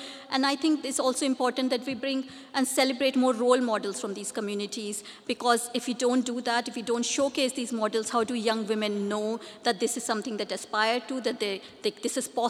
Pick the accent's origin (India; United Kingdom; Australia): India; English is a second language; moved away as an adult; I came from India 20 years ago here to do my PhD, so I would talk about from the South Asian women experience.